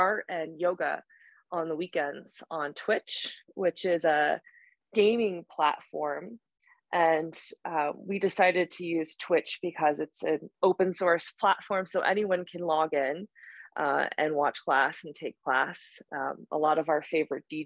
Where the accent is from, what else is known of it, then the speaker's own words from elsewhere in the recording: Boulder, Colorado, United States; now in Denver, United States; I live in Denver and I grew up in Boulder